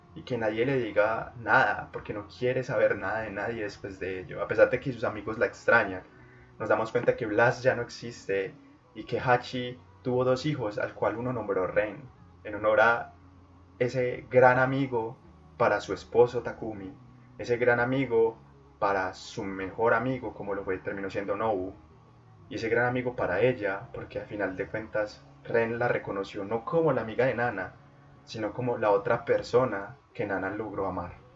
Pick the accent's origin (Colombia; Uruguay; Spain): Colombia; en Colombia, en mi país